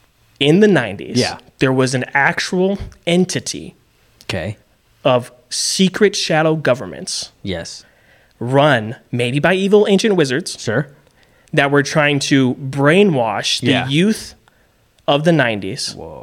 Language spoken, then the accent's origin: English; Chicago, Illinois, United States; moved away; You know, and I grew up in Chicago. Yeah. And I live here.